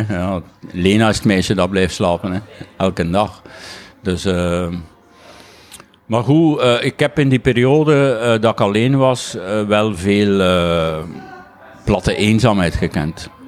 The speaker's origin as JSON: {"language": "Dutch", "area": "Waasland", "region": "East Flanders", "country": "Belgium", "accent": "East Flemish, Waasland", "said": "mijn Oost-Vlaams, mijn Waaslands accent zit er nog altijd"}